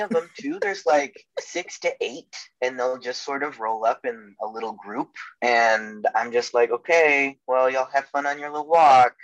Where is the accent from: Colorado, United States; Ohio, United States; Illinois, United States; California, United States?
Illinois, United States; Chicago; now in Minneapolis, United States; I grew up in Chicago